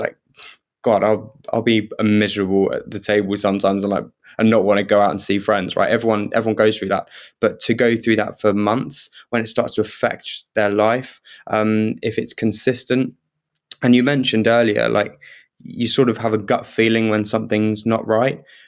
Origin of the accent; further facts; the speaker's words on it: Kent, South East England, United Kingdom; I grew up in Kent, so I was living in Kent at the time.